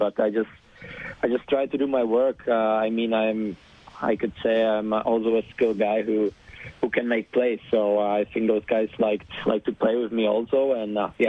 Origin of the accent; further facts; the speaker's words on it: Czechia; born there; English is a second language; also born or lived in Germany; To be honest, I was born in Czech, so